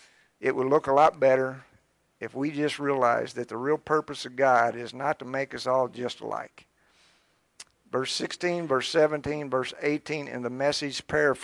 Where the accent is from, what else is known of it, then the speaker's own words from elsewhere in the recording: Scott County, Harrison County, Kentucky, United States; I grew up in Scott County, in Harrison County, and I don't think that I knew but about one black family.